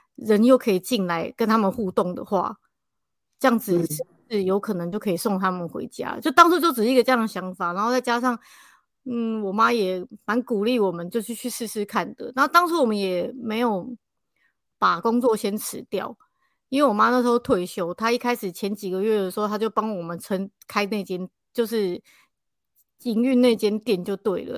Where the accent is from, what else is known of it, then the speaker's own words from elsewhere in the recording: Taipei, Taiwan; 我们是台北人